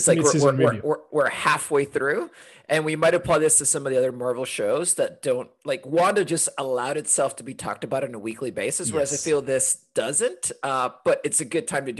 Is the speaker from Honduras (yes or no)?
yes; Honduras; also born or lived in London; now in Portland, United States; I am originally from Honduras, but got to Portland, Oregon, where I live now, via London